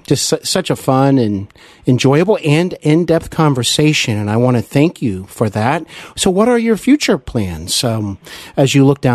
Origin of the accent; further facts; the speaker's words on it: Cincinnati, Ohio, United States; Cincinnati. I know there's a lot of friends and listeners who listen from my hometown